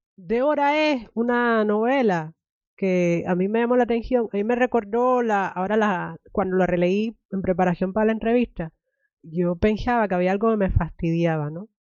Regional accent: Cuba; moved away; me crié en Cuba

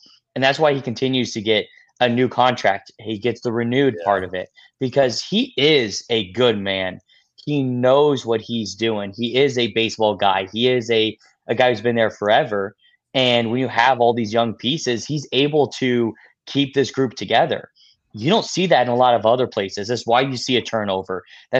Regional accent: Colorado, United States; I'm from Colorado. I grew up actually hating the Rockies because my dad was working the Giants.

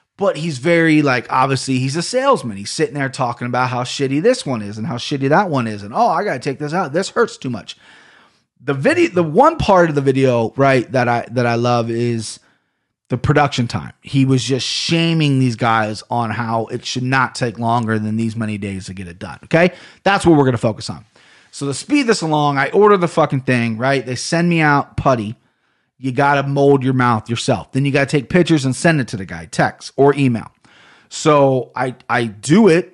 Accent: Ohio, United States; accent: Ohio; I sound like I'm such from Ohio

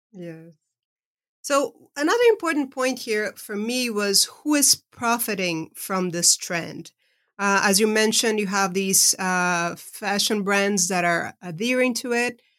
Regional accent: Brazil; moved away; I was raised in Brazil, but I've been living, uh, over half of my life, uh, outside of the country I was born

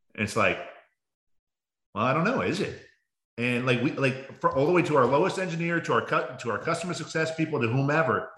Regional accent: Baltimore, Maryland, United States; now in Arizona, United States; I grew up in Baltimore

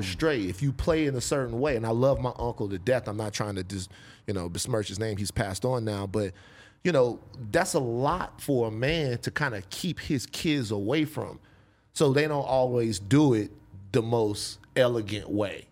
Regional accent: Baton Rouge, Louisiana, United States; growing up in Gardier Lane, South Baton Rouge

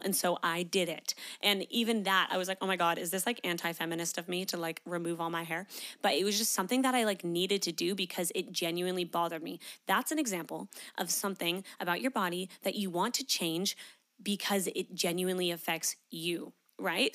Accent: Canada; moved away as an adult; now in Australia; I'm from Canada

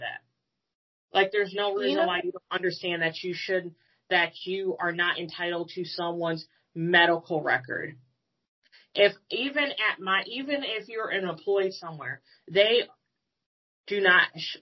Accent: United States; As an American

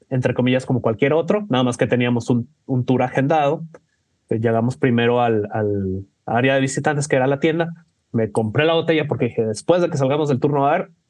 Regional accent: England, United Kingdom; Spanish is a second language; Podrá notar por mi acento que yo soy de Inglaterra, este, pero la gente sí me quiere

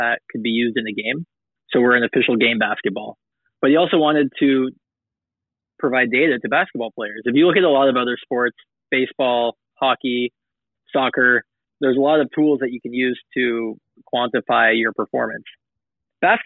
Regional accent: Los Angeles, California, United States; moved away; I'm originally from Los Angeles

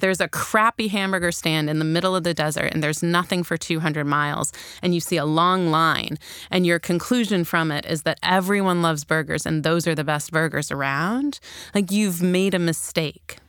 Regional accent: Chicago, Illinois, United States; I grew up in Chicago at the height of what we called the crack epidemic

